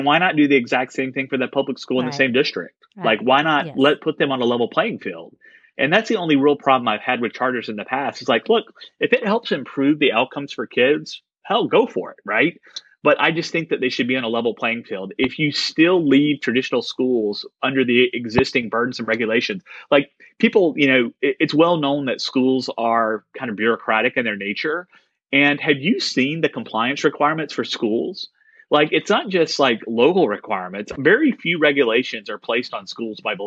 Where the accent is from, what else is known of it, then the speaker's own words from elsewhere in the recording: Mississippi, United States; I live in Mississippi and I'm from Mississippi